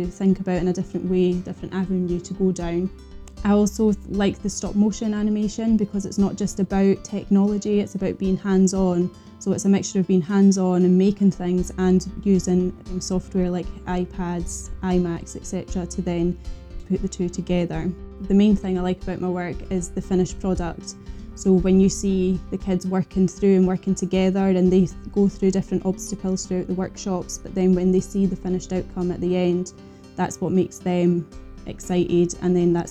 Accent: Innerleithen, Scotland, United Kingdom; also born or lived in Aberdeen; I'm from Innerleithen in the Scottish Borders.

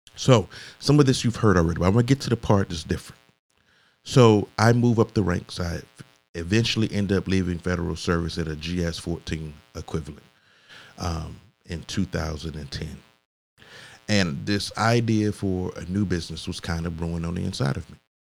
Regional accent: Augusta, Georgia, United States; I grew up in Augusta, Georgia, or the Augusta metro area

